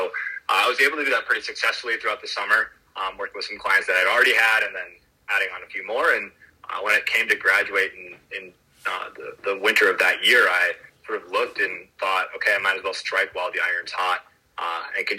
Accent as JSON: {"language": "English", "town": "Green Bay", "region": "Wisconsin", "country": "United States", "moved": "yes", "said": "I'm from Green Bay, Wisconsin initially"}